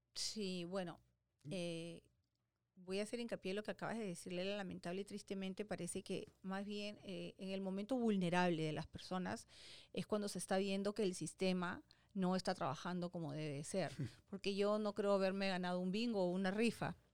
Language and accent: Spanish; Peru; moved away as an adult; now in United States; en Perú, ¿no? en mi país